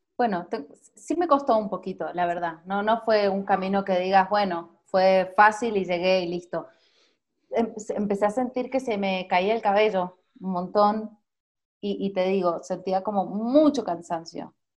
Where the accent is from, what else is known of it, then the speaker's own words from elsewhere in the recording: Mendoza, Argentina; moved away as an adult; now in Mexico City, Mexico; soy de Mendoza, Argentina